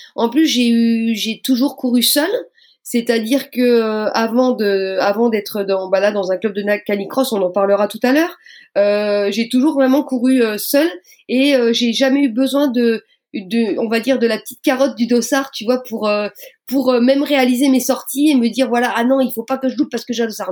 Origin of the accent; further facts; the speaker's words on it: Moselle, near Metz, Grand Est, France; je viens de Moselle, donc on va dire pour situer, pour les gens qui ne me connaissent pas, juste à côté de Metz